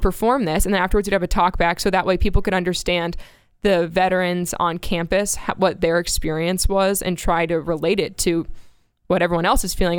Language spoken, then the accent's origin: English; Space Coast, Florida, United States; moved away as an adult; also born or lived in Myrtle Beach, South Carolina / Kyiv, Ukraine; now in Texas, United States; grew up on the Space Coast area